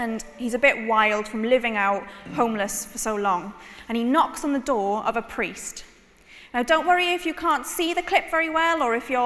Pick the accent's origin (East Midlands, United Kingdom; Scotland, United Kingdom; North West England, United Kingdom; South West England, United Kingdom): South West England, United Kingdom; Cornwall; I was born in Cornwall